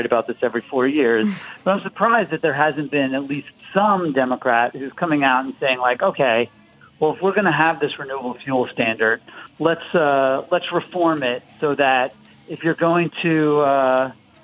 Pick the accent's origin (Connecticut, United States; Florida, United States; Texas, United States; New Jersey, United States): Florida, United States; my home state of Florida